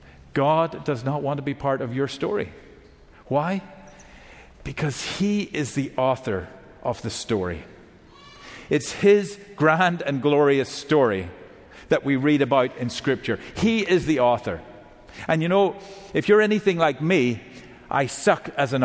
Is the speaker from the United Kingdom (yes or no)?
yes; Northern Ireland, United Kingdom; now in Georgia, United States; I live in Georgia now currently, but I come from Northern Ireland originally